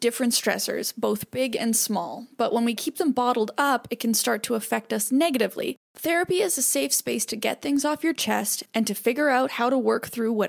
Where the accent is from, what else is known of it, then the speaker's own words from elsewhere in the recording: Manitoba, Canada; moved away; you were in Manitoba in basically my hometown.